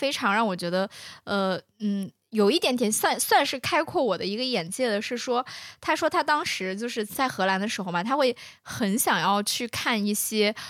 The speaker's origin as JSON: {"language": "Chinese", "country": "China", "said": "我们不会想说，呃，每每一个时刻都在想说我们去找一下我们中国人身份，因为我们就在我们自己的国家，"}